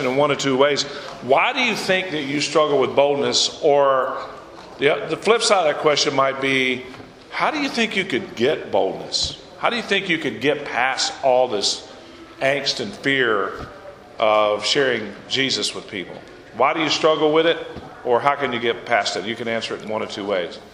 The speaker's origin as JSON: {"language": "English", "town": "Gainesville", "region": "Florida", "country": "United States", "tie": "born or raised there", "moved": "yes", "lives_now": "West Monroe, United States", "said": "I grew up in Gainesville"}